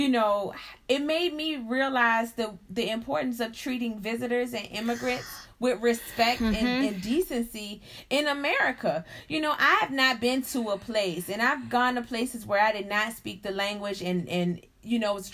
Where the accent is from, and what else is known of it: United States